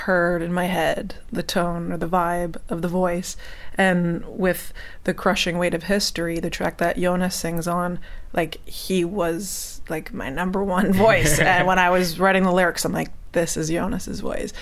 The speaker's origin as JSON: {"language": "English", "town": "Hamilton", "region": "Ontario", "country": "Canada", "tie": "born or raised there", "moved": "yes", "said": "my hometown, Hamilton, in Canada"}